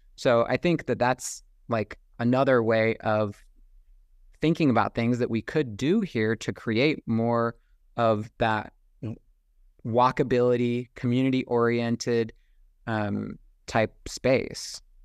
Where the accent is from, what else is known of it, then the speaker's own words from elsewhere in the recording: United States; also born or lived in Saint George, Utah; growing up on American independence and being, having that deeply instilled within me as a child